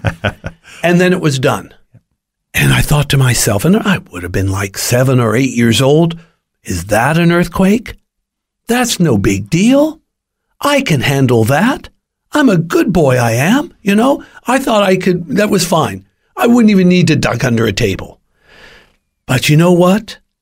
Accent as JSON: {"language": "English", "region": "California", "country": "United States", "tie": "born or raised there", "said": "I was born and raised in California"}